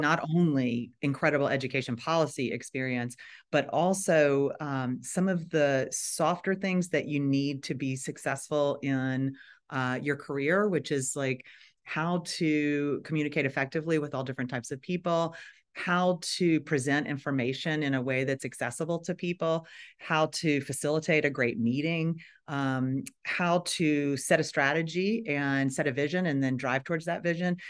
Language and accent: English; Nashville, Tennessee, United States; moved away as an adult; also born or lived in Chicago / Washington, D.C.; I am from Nashville, Tennessee